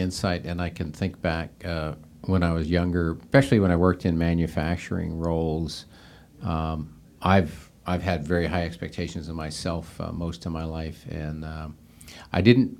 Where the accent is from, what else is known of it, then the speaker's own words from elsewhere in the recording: Seattle, Washington, United States; Yeah, and it's funny, I grew up out in the Seattle, Washington area.